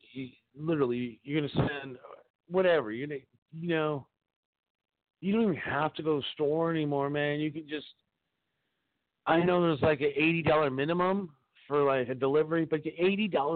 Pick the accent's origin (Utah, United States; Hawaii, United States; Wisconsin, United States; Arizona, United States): Wisconsin, United States; Appleton; grew up in Appleton, right up the street